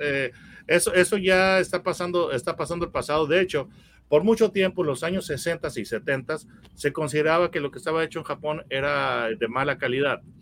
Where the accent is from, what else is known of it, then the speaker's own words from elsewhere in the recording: Mexico; yo, soy, mexicano